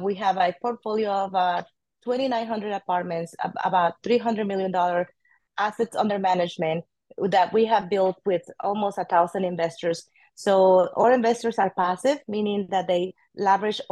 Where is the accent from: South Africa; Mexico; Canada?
Mexico; English is a second language; moved away as an adult; now in Austin, United States; I am an immigrant from Mexico. Came at the age of 23 to Austin, Texas.